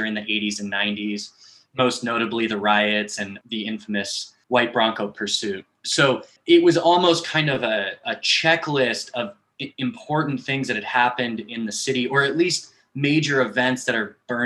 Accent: Los Angeles, California, United States; I'm from Los Angeles

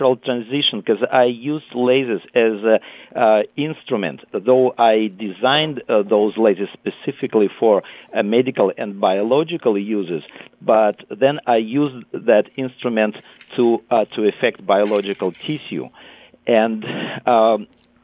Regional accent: Moscow, Russia; moved away as an adult; also born or lived in Italy; now in California, United States; I was born and raised in Moscow

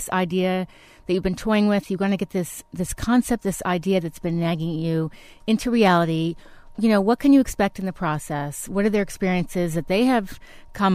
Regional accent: East Coast, United States; moved away; I'm from the East Coast

